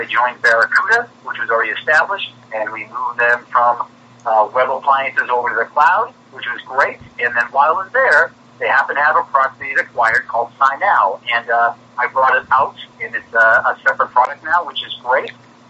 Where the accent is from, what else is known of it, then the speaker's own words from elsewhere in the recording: East Coast, United States; I come from the East Coast. Sorry about the accent